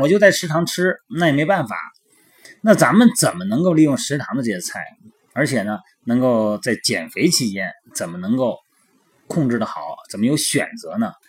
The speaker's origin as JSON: {"language": "Chinese", "region": "Shandong", "country": "China", "moved": "yes", "lives_now": "Tianjin, China", "said": "我们山东那边儿叫菜盒子"}